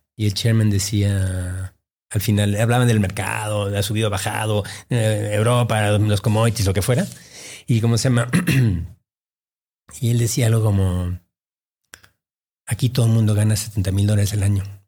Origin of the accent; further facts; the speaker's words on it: Mexico City, Mexico; also born or lived in Peru / Boston / New York; llegué a México a los ocho o 9 años. ¿no? Y, em, y toda mi formación, mi crianza es, eh, es mexicana, ¿no? Yo eh, me crié en la colonia San Angelín.